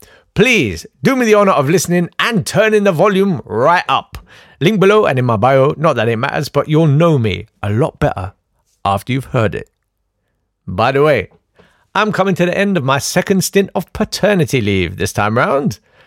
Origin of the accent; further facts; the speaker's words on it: Kolkata, West Bengal, India; born there; I was born in Calcutta.